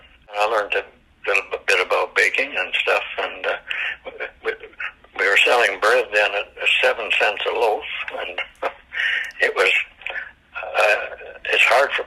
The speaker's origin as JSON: {"language": "English", "town": "Wallacetown", "region": "Ontario", "country": "Canada", "tie": "born or raised there", "also_born_or_lived": "Wales", "said": "And we lived in a small village at that time, Wallacetown. I was born in Wales, actually. We emigrated to Canada in 1930. I was 10 years old."}